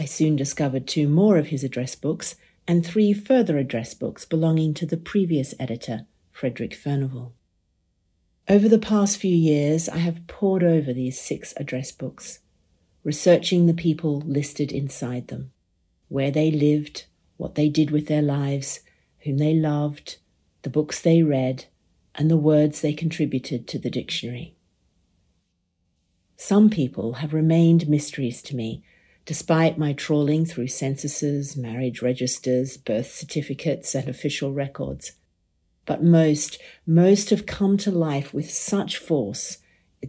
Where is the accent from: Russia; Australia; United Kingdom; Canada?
Australia; As an Australian